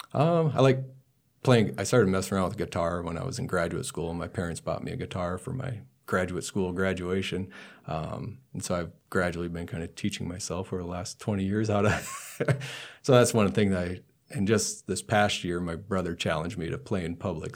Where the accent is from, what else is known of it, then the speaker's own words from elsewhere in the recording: Burke County, North Dakota, United States; now in Nebraska, United States; the town I grew up in is in Burke County, North Dakota.